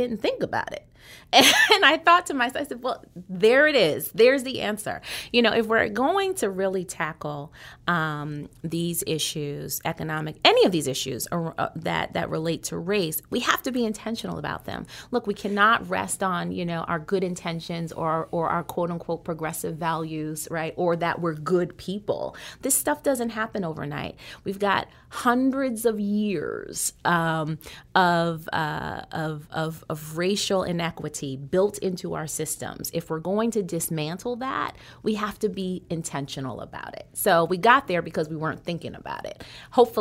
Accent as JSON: {"language": "English", "town": "Boston", "region": "Massachusetts", "country": "United States", "said": "I'm a Bostonian, right? And so, and have a lot of pride in being from Boston"}